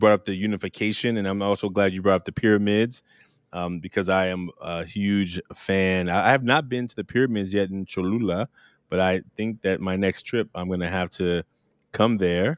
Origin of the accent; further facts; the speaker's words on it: California, United States; I'm from California